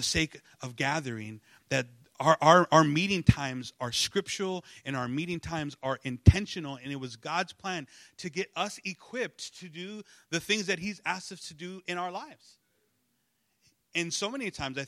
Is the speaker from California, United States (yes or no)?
yes; Los Angeles, California, United States; I'm you know from East